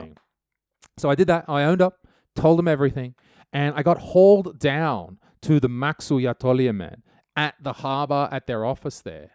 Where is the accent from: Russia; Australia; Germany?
Australia; now in Estonia; never one to let the law get in my way as an Australian.